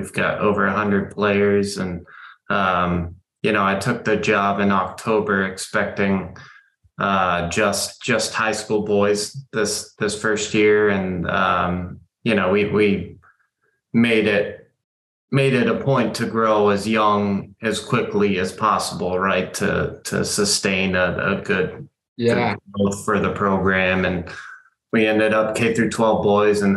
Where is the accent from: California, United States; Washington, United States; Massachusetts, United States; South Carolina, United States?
California, United States; San Diego; now in Texas, United States; I grew up in San Diego